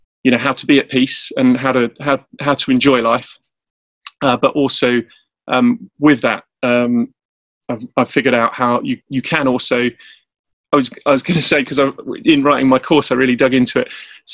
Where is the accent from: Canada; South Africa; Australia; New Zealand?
South Africa; now in Cambridge, United Kingdom; I'm based in England, Cambridge, I'm from South Africa as well